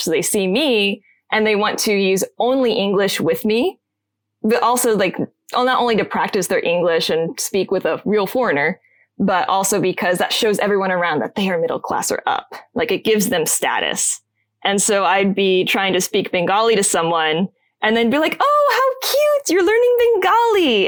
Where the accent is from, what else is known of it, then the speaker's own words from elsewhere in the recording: Fort Wayne, Indiana, United States; moved away as an adult; also born or lived in Japan / Tokyo, Japan / Bangladesh / Tanzania; my hometown of Fort Wayne, Indiana